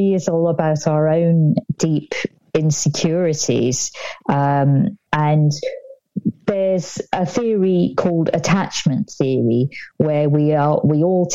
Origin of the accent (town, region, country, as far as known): United Kingdom